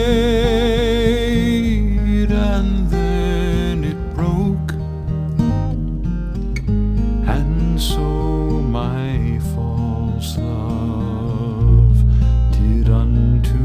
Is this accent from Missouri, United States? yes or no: no; Maine, United States; I'm from Maine